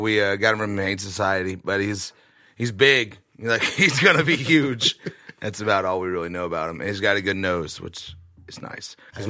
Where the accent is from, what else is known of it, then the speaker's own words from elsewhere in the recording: Alabama, United States; moved away as an adult; also born or lived in Georgia; now in Nashville, United States; I grew up in Alabama, and then I moved to Nashville in 2010. the first time. And I was here for a few years, and then I went to Georgia. And I've been back now almost a year.